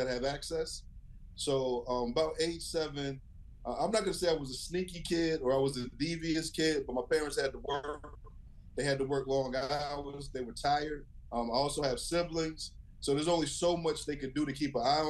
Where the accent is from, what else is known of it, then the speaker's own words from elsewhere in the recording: Herndon, Virginia, United States; also born or lived in Western Pennsylvania; I grew up in Herndon, Virginia, actually Fairfax County